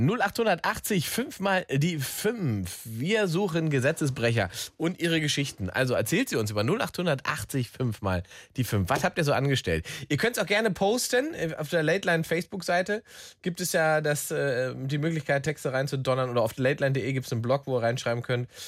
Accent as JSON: {"language": "German", "region": "East Germany", "country": "Germany", "tie": "born or raised there", "lives_now": "Berlin, Germany", "said": "Ich bin aus dem Osten"}